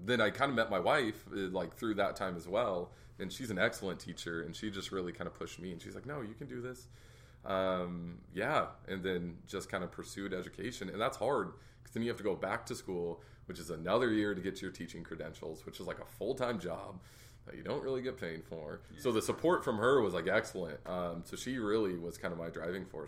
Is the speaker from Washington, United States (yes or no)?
yes; Puyallup, Washington, United States; Born and raised in Puyallup. Still live there now